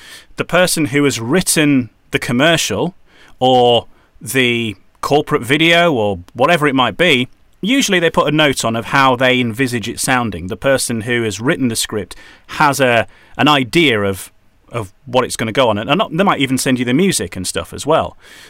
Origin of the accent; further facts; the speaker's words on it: Yorkshire and the Humber, United Kingdom; also born or lived in Wales; now in North East England; probably that's because I'm originally from Yorkshire. My accent has kind of got a bit confused.